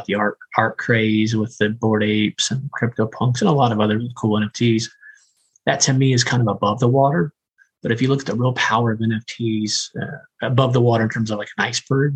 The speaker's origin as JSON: {"language": "English", "region": "Indiana", "country": "United States", "said": "I'm from Indiana"}